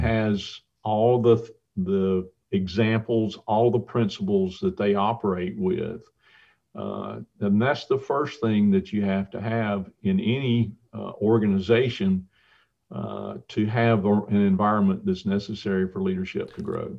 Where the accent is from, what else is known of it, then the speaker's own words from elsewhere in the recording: Tucker, Georgia, United States; I grew up in Tucker, Georgia